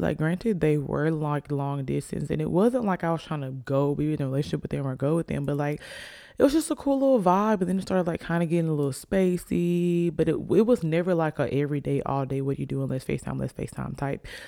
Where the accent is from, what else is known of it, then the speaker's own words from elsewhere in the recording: Alabama, United States; I'm from Alabama